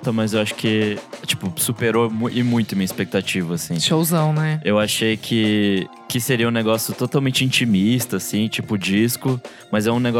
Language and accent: Portuguese; Rio de Janeiro, Brazil; ouvinte. Sou do Rio de Janeiro, vim aqui pela primeira vez no Balaclava